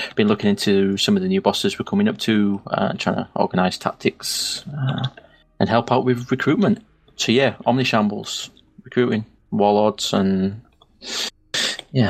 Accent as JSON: {"language": "English", "region": "the north of England", "country": "United Kingdom", "accent": "northern", "said": "my northern accent"}